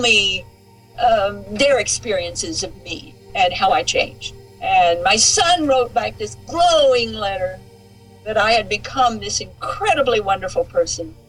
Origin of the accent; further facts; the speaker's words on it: Southern Idaho, United States; we're Westerners. We come from Idaho, Southern Idaho.